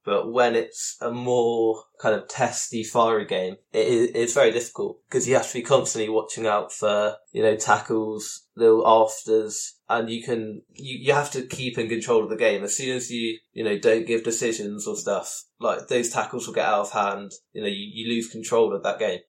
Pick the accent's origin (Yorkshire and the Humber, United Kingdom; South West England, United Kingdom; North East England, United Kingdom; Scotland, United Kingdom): South West England, United Kingdom; Devon; I'm from Devon, which is a far way away from Spurs